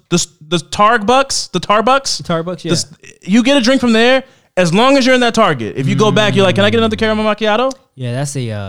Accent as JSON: {"language": "English", "region": "Ohio", "country": "United States", "tie": "born or raised there", "moved": "yes", "said": "We were born and raised in Northwest Ohio, but I moved down to Tennessee about 20 years ago, and I try to visit him whenever I get a chance to."}